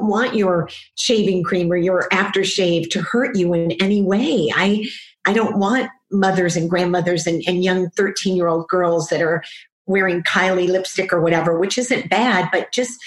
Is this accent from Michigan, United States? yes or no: yes; Detroit, Michigan, United States; a little girl growing up in Detroit